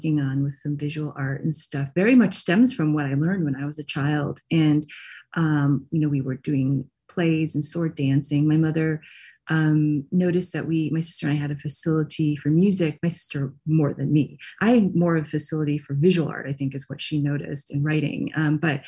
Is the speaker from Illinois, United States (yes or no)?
no; Michigan, United States; I grew up in Michigan